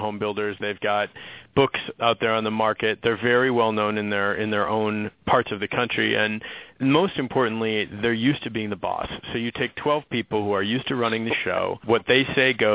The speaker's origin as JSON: {"language": "English", "town": "Minneapolis", "region": "Minnesota", "country": "United States", "tie": "born or raised there", "said": "I grew up in Minneapolis. I mean, that is Target town and where Target's based"}